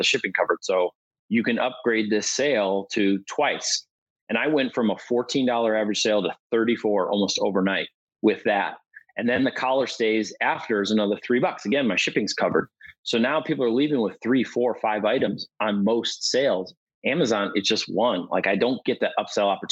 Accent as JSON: {"language": "English", "town": "Milwaukee", "region": "Wisconsin", "country": "United States", "said": "I'm from Milwaukee"}